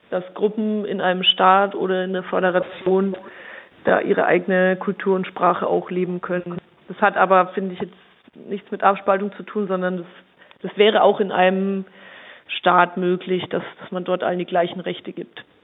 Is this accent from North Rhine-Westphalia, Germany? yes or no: no; Bavaria, Germany; wie Sie schon gesagt hatten. Ich bin 34 Jahre alt bin aus Oberfranken